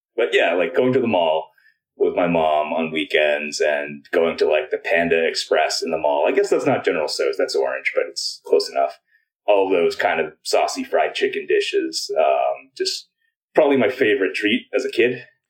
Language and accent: English; United States; I'm Chinese American